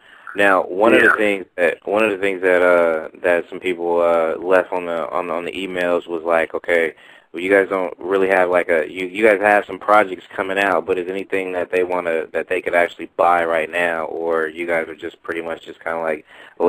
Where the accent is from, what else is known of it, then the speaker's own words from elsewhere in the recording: Oakland, California, United States; also born or lived in Richmond, California; now in Hayward, United States; I grew up in East Oakland, lived in Richmond, live in Hayward